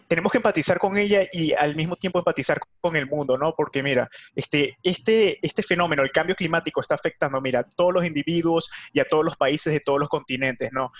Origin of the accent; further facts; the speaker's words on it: Venezuela; Yo soy de Venezuela